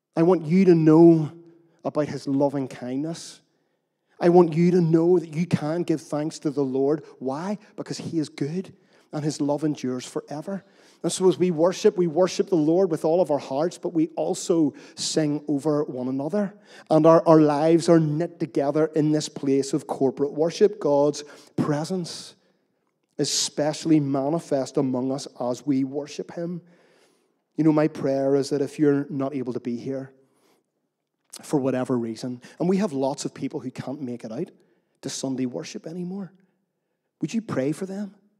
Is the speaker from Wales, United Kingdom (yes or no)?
no; Northern Irish, Northern Ireland, United Kingdom; We're Northern Irish after all.